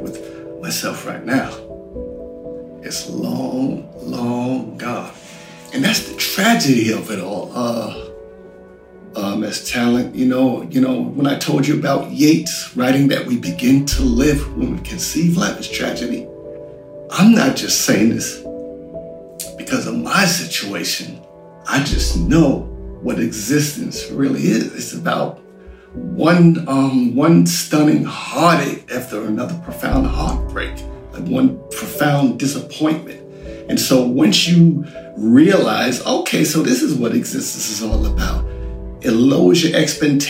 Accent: United Kingdom; I'm British

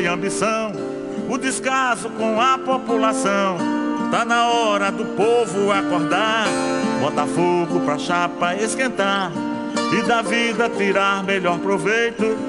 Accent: Uiraúna, Paraíba, Brazil; a seis léguas, 36 quilômetros da cidade onde eu nasci, o Iraúna.

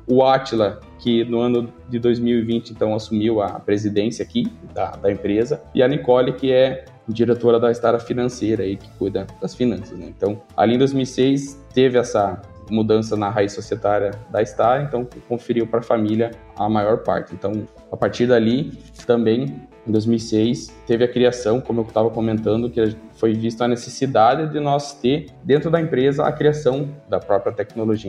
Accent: Não-Me-Toque, Rio Grande do Sul, Brazil; also born or lived in Xanxerê, Santa Catarina; sou gaúcho aqui da cidade de Nometoque mesmo, mesma cidade da, da, nossa empresa

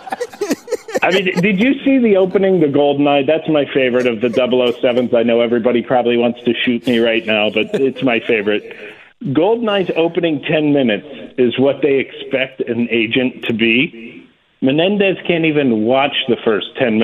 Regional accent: Ohio, United States; now in Pennsylvania, United States; I was born actually in Ohio, and I lived by a conservation club

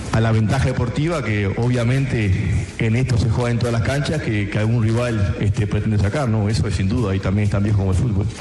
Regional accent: Uruguay; nuestro sentir como uruguayos

